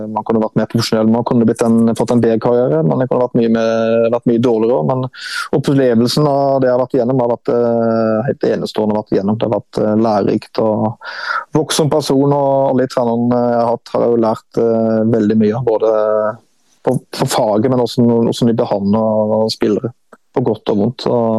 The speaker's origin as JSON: {"language": "Norwegian", "area": "Sørlandet", "region": "Southern Norway", "country": "Norway", "said": "jeg er jo fra Sørlandet"}